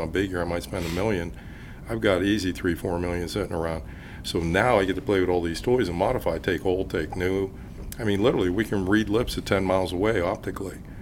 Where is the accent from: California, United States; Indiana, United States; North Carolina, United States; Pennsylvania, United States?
Pennsylvania, United States; Pittsburgh; I, I, grew up in the Pittsburgh area